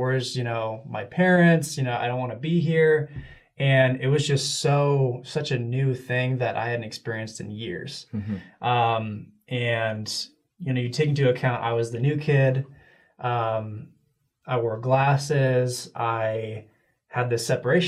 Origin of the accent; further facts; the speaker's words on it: Connecticut, United States; moved away; I grew up in Connecticut. That's where I was raised